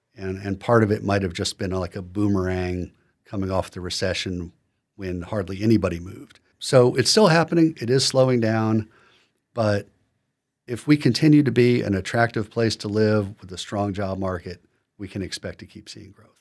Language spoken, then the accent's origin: English; Philadelphia, Pennsylvania, United States; moved away; I'm from Philadelphia